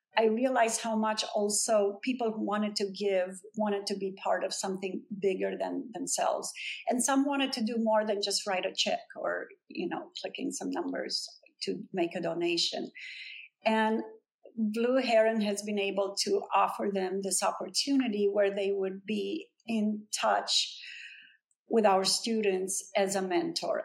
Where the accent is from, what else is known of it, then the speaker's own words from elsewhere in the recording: Brasov, Brașov County, Romania; now in Los Angeles, United States; my hometown in Brasov in Transylvania